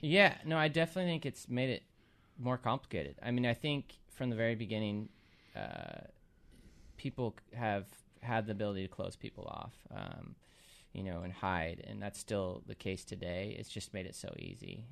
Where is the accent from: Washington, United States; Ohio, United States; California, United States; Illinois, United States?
Washington, United States; Puyallup; also born or lived in Seattle; I grew up in Puyallup, um, was born in, born in Seattle and then moved down here when I was two and pretty much stayed around here